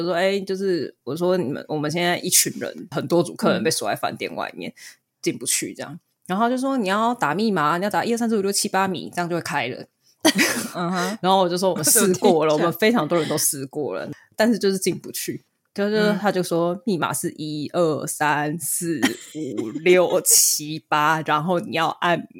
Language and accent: Chinese; Taiwan; 还有像我们台湾人